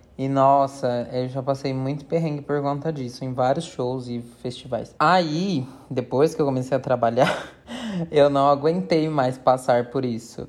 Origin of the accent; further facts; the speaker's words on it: São Paulo, Brazil; accent: paulista; a moça tirou sarro do nosso sotaque paulista